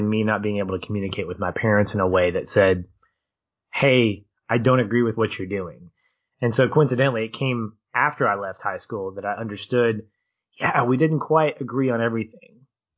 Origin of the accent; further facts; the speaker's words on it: Arkansas, United States; accent: Southern; when people hear me talk, they're like, you don't sound like you're from Arkansas. And it's like, because I got rid of my Southern accent when I did theater.